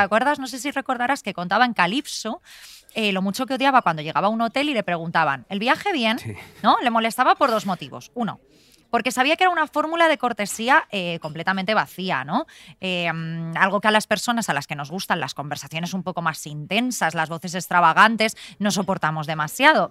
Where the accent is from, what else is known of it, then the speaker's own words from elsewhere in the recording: Alfafar, Valencian Community, Spain; gritamos mucho en alfafar